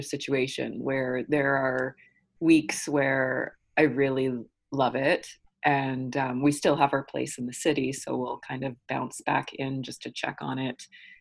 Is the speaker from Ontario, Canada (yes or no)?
yes; Newmarket, Ontario, Canada; also born or lived in Toronto; I'm originally from Toronto. I was born here at St. Joe's in the West End. But my family moved us to Newmarket, which is still like GTA. and then I grew up there for elementary school and high school